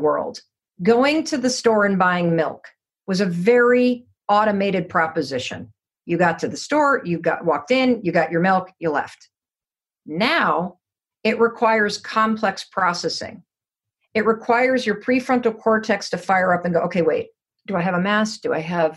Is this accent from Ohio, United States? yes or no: no; Muskegon, Michigan, United States; moved away; I grew up in Muskegon, Michigan.